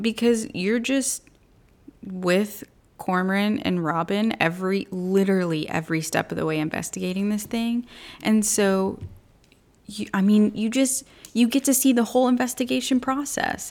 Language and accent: English; United States; as an American.